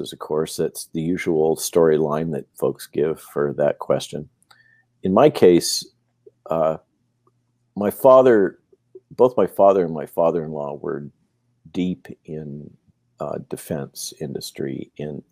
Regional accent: Santa Barbara, California, United States; growing up in the Central Coast of California, in Santa Barbara area

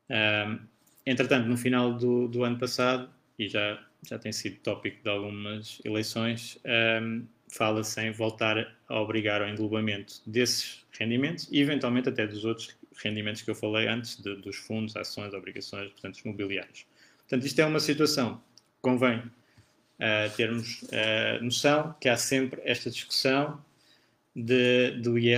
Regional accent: Portugal; eu sendo português e residente em Portugal, sou tributado em tudo o que tiver em Portugal

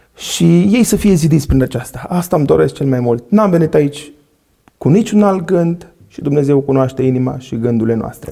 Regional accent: Săcălaz, Timiș County, Romania; moved away as an adult; now in Timișoara, Romania; eu mă vin din Săcălaz, acum locuiesc la Timișoara, din o familie, așa cum am spus, de șase

